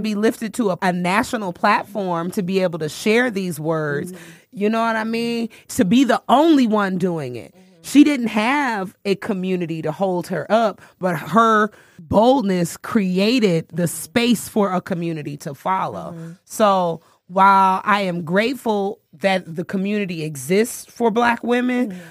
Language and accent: English; Mississippi, United States; moved away as an adult; also born or lived in Chicago, Illinois; now in Atlanta, United States; I was coming up in Chicago, growing up in Mississippi, mm-hmm. living my adult life in Atlanta